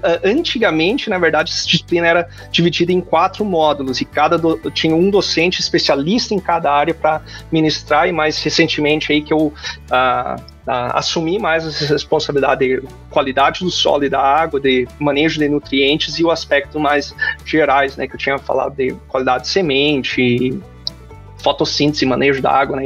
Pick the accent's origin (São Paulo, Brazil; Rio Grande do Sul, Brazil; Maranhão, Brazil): Rio Grande do Sul, Brazil; Paraíso do Sul; moved away as an adult; also born or lived in Agudo, Rio Grande do Sul / Santa Maria, Rio Grande do Sul; now in Arkansas, United States; eu sou nascido em Agudo, né? Mas na verdade, os meus pais tinham uma pequena propriedade em Paraíso do Sul